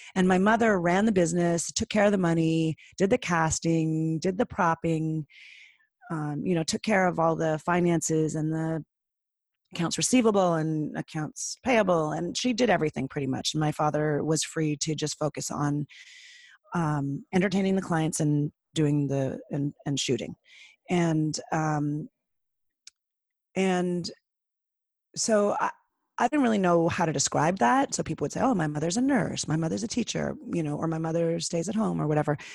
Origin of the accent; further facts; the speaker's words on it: Toronto, Ontario, Canada; I grew up in Toronto